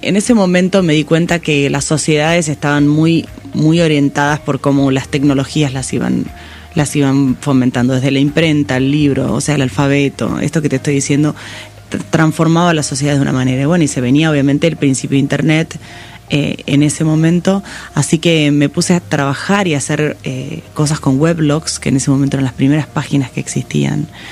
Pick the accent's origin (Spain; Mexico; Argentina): Argentina; Pigüé, Buenos Aires Province; yo nací en Pigüé, en realidad eh, es una ciudad del sur de, la provincia de Buenos Aires, casi, casi La Pampa